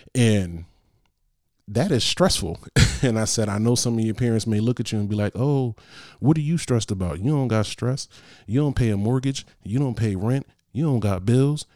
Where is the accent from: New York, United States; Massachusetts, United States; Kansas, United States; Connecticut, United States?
Connecticut, United States; Bridgeport; From Bridgeport.